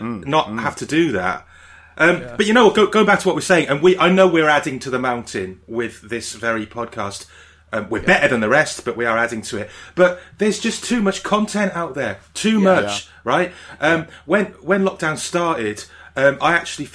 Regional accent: Barry, Wales, United Kingdom; when I was growing up in Barry, there was a guy who used to sell the South Wales Echo

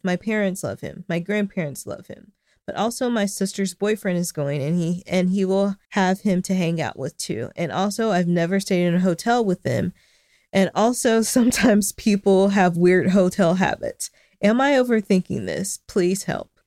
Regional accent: Arkansas, United States; my home state

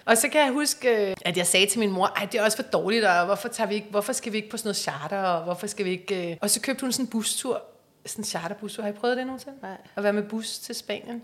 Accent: Copenhagen, Capital Region of Denmark, Denmark; Jeg er fra Yder

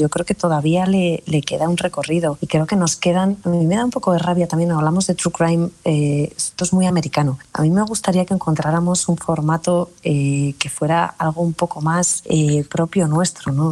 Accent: Basque Country, Spain; Soy muy vasca también, soy muy del norte

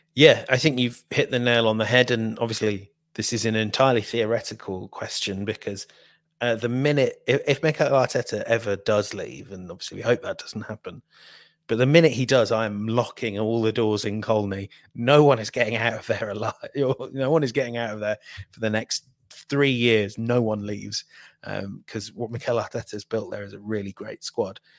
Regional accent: Midlands, United Kingdom; I'm from the Midlands

